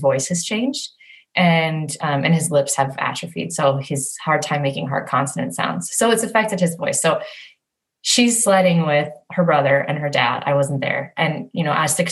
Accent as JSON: {"language": "English", "country": "United States", "moved": "yes", "said": "We're American"}